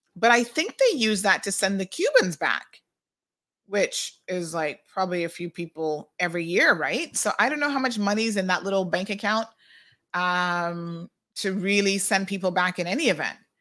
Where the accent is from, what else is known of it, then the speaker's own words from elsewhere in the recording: United States; now in Cayman Islands; in the U S we say laboratories